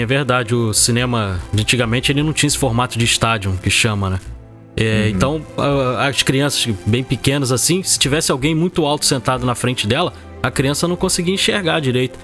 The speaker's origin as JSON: {"language": "Portuguese", "region": "Rio de Janeiro", "country": "Brazil", "said": "Eu sou do Rio de Janeiro, né? Eu morava ali no, no bairro do Meia"}